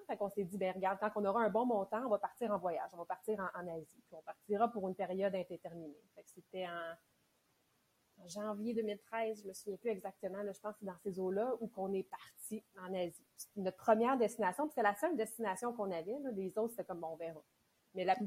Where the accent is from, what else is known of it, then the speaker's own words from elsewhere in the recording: Mont-Saint-Hilaire, Quebec, Canada; Mont-Saint-Hilaire. Fait que c'est en banlieue de, de Montréal. Moi, j'ai grandi là vraiment de, quand je suis née jusqu'à dix-huit ans